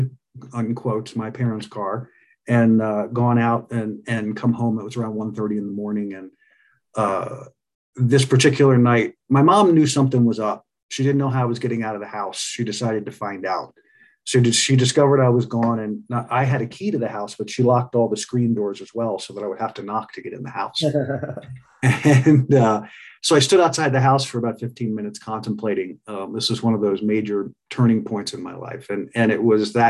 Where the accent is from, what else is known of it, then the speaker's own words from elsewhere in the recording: Pennsylvania, United States; I grew up in Pennsylvania